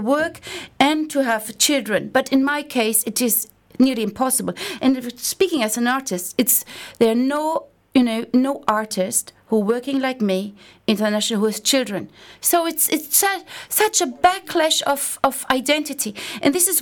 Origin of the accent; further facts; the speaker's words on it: Germany; English is a second language; moved away; I'm coming from the German side